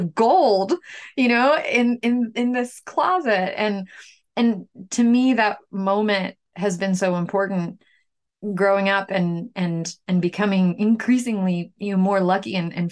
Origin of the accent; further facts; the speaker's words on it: New York City, New York, United States; also born or lived in Ukraine; now in Bangor, United States; I'm from Ukraine originally. I spent the most of my growing up in New York City.